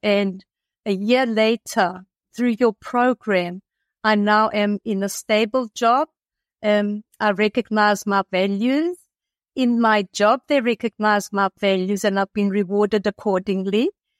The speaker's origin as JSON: {"language": "English", "country": "South Africa", "also_born_or_lived": "Athens, Greece", "moved": "yes", "said": "I'm originally from South Africa. And we had immigrated to Athens, and I lived there with my family for approximately 30 years."}